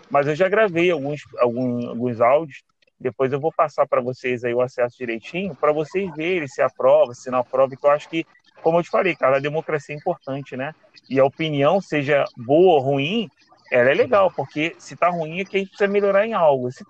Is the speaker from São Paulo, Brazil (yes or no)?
no; Rio de Janeiro, Brazil; Bom dia, sou o …. Sou daqui do Rio. Estou estudando também para concurso como vocês.